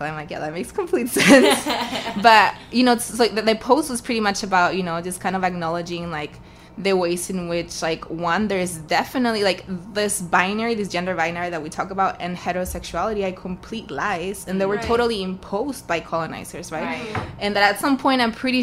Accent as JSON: {"language": "English", "region": "Arequipa", "country": "Peru", "said": "And I'm from Arequipa"}